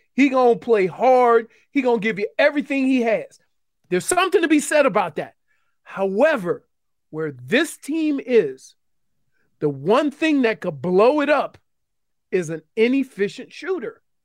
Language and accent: English; New Orleans, Louisiana, United States; I'm from New Orleans. I'm from the Night Ward